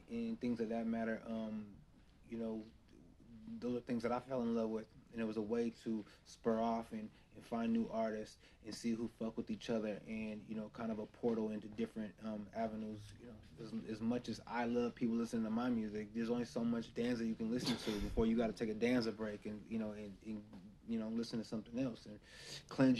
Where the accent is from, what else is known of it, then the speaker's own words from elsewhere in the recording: Oregon, United States; moved away as an adult; also born or lived in King County, Washington; now in Seattle area, United States; I grew up in Oregon. My family's from out here. I was born in King County. We moved when we was younger